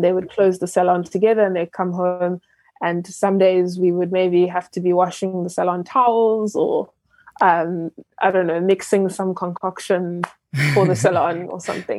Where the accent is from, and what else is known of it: South Africa; born or raised there; also born or lived in Ghana